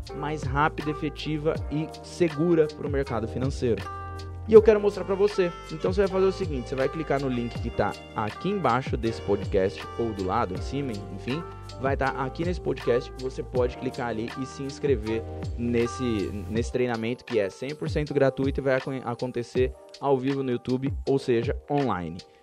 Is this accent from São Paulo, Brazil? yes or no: yes; São Paulo, Brazil; eu vinha da Brasilândia, eu morava na Brasilândia, região, região pobre de São Paulo